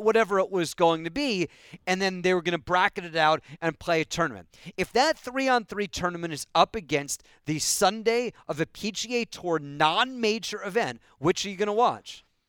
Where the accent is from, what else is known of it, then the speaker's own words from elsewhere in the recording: San Francisco, California, United States; moved away; I grew up in San Francisco